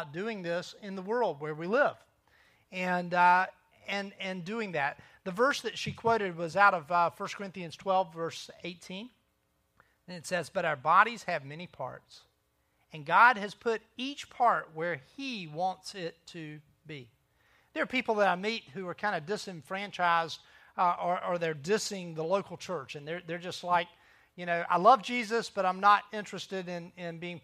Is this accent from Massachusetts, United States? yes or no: no; Myrtle Beach, South Carolina, United States; I'm a local. I grew up in Myrtle Beach